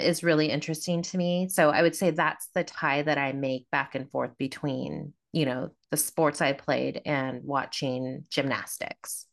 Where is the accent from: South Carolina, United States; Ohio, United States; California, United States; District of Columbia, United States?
California, United States; Davis; I grew up in Davis, California